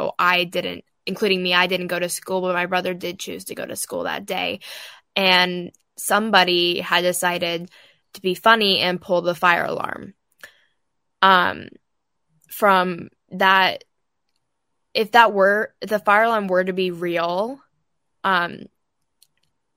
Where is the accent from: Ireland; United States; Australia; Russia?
United States; outside Portland, Oregon; I'm from outside Portland, Oregon